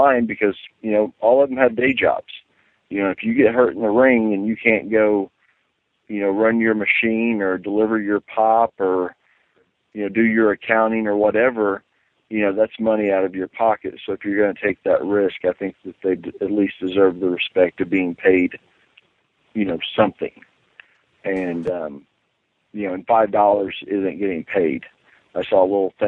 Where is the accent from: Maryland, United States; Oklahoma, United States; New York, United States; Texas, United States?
Oklahoma, United States; Broken Arrow; I grew up in Broken Arrow, Oklahoma, which is right next to Bixby